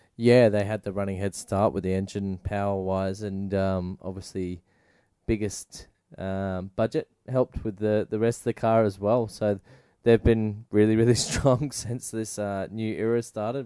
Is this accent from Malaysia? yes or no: no; Australia; being Australian